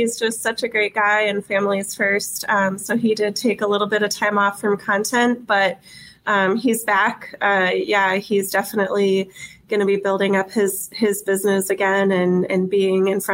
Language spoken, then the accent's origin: English; Arizona, United States; now in Wisconsin, United States; I'm actually from Arizona and we don't have much grass out there.